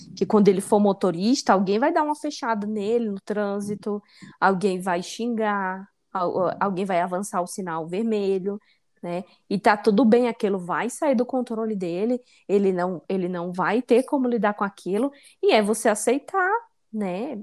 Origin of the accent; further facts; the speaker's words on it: Northeast Region, Brazil; now in São Paulo, Brazil; minha origem nordestina